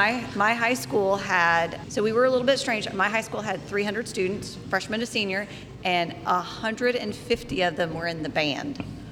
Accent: Missouri, United States; now in Cornelius, United States; I am originally from Missouri. I grew up in a very small town in the very northeast corner.

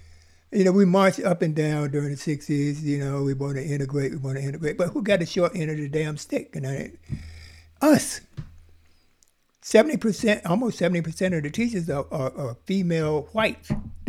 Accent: the South, United States; I grew up in the South

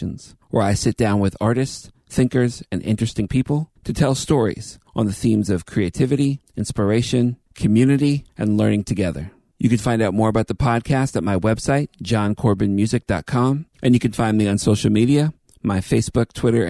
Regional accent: Canada; As a Canadian that's living with closed borders

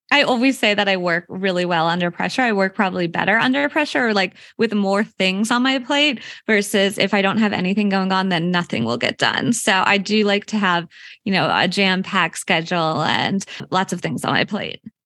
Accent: Unionville, Pennsylvania, United States; I'm actually from Philadelphia area. but I'm born and raised from here

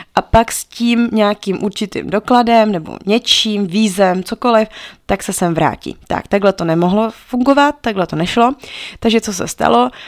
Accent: Pardubice, Pardubice Region, Czechia; also born or lived in Togo; my jsme z Pardubic

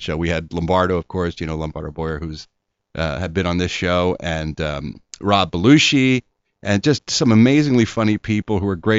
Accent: Philadelphia, Pennsylvania, United States; No, I'm from Ronhurst.

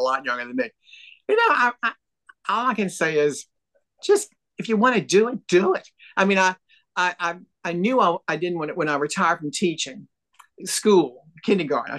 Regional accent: New Orleans, Louisiana, United States; We call it red gravy in New Orleans

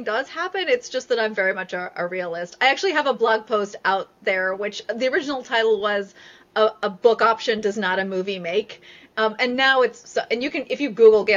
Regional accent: Northern California, United States; I'm from Northern California

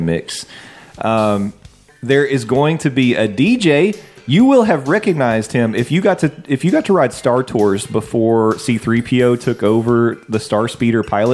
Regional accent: England, United Kingdom; I'm from England

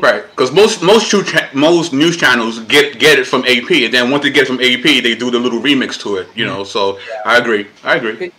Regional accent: New York City, New York, United States; I am Puerto Rican. Uh, born and raised in Brooklyn, New York

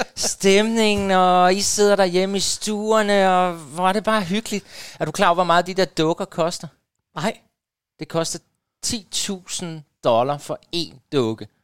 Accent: Jordløse, Southern Denmark, Denmark; moved away; da jeg boede, øh, hjemme i Jordløs på Fyn

